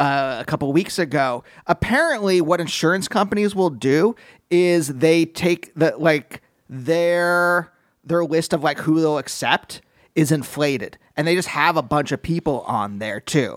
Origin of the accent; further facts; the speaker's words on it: Pennsylvania, United States; And I grew up in Pennsylvania.